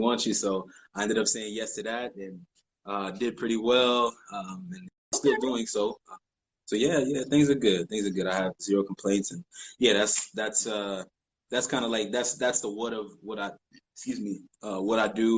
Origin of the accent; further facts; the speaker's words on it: Florida, United States; moved away as an adult; also born or lived in Ohio; now in Japan; I grew up in Florida